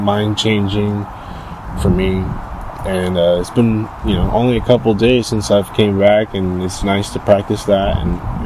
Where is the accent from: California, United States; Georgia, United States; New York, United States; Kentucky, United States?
California, United States; Daly City; now in San Leandro, United States; I'm from Daly City, so it's always been gloomy every fucking day in Daly City